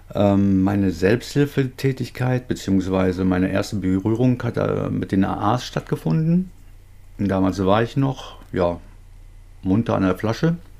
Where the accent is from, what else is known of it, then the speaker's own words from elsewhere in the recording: North Rhine-Westphalia, Germany; Ich komme aus Nordrhein-Westfalen, ein bisschen weiter von dir entfernt